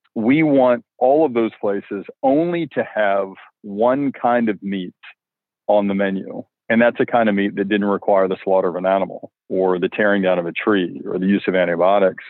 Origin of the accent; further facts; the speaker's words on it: Alabama, United States; growing up in Alabama